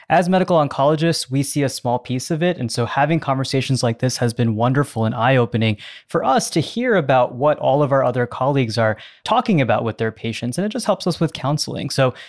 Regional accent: New York area, United States; moved away; also born or lived in Philadelphia; I lived in and around Philadelphia and did residency there as well. So I'm from the New York area originally

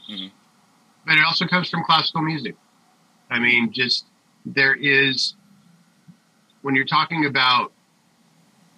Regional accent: Springfield, Oregon, United States; growing up in Springfield is pretty hick

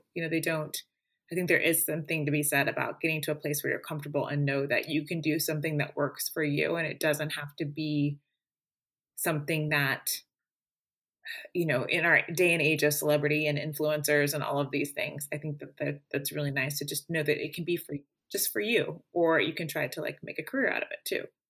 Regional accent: Springfield, Missouri, United States; my hometown of Springfield, Missouri

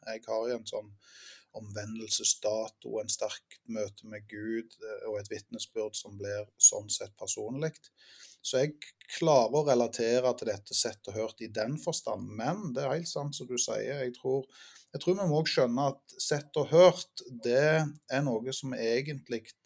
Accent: Ålgård, Rogaland, Norway; Jeg eh, vokste opp på Ålgård

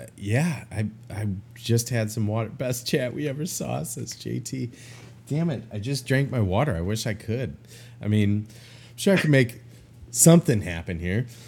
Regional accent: Chicago, Illinois, United States; moved away; I'm hiding out in my hometown

